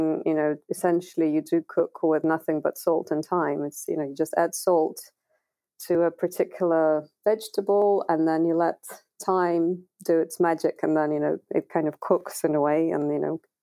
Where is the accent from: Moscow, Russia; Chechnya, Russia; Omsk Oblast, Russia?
Omsk Oblast, Russia; Omsk; now in United Kingdom; I am originally from Russia, from Omsk, which is a city in Siberia. And I've lived in the UK for the past 20 years almost.